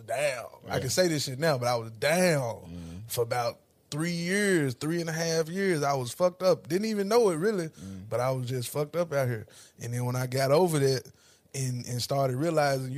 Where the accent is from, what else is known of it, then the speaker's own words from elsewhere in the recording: Ripley, Tennessee, United States; moved away as an adult; now in Nashville, United States; I'm from Ripley